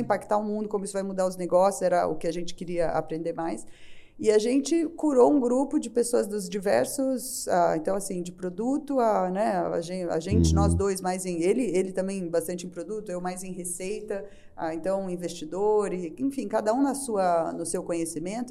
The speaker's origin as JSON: {"language": "Portuguese", "country": "Brazil", "said": "como bom brasileiro"}